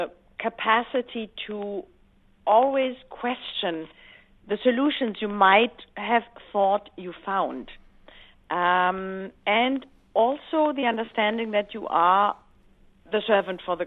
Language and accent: English; Black Forest, Baden-Württemberg, Germany; I grew up in the Black Forest pretty much being a tomboy with two older brothers